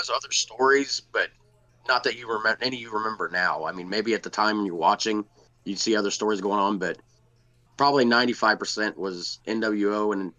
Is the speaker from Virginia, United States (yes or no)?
no; Cincinnati, Ohio, United States; moved away; I grew up in Cincinnati